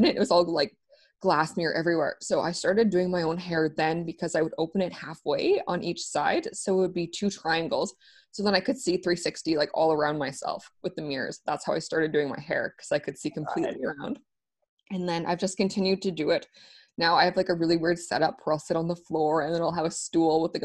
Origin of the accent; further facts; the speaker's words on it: Calgary, Alberta, Canada; now in Vancouver, Canada; I'm originally from Calgary, Alberta. I grew up with Heather, but now I live in Vancouver.